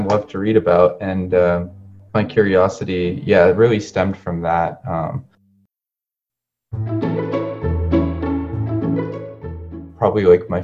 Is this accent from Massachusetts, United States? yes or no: yes; Cambridge, Massachusetts, United States; also born or lived in San Luis Río Colorado, Sonora, Mexico / Arizona; I grew up in Cambridge, Massachusetts, for the most part